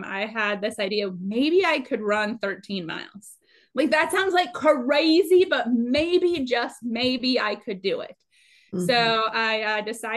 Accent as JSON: {"language": "English", "region": "Minnesota", "country": "United States", "tie": "born or raised there", "also_born_or_lived": "Dallas-Fort Worth, Texas", "moved": "as an adult", "lives_now": "San Antonio, United States", "said": "born and raised in Minnesota"}